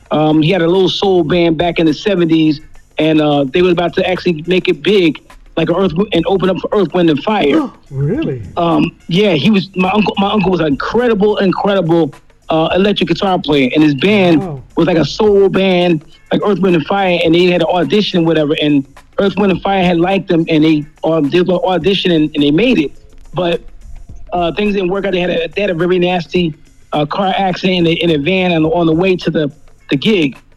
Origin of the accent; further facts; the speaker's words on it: New Jersey, United States; now in Florida, United States; since, I've been down here in Florida, I, when I, when I was in New Jersey, i I'm originally from Jersey